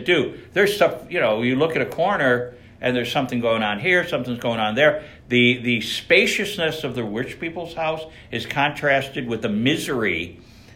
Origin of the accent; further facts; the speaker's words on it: Buffalo, New York, United States; I was from Buffalo